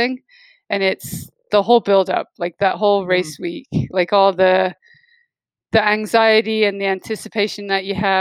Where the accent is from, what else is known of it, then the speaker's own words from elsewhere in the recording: United Kingdom; I'm British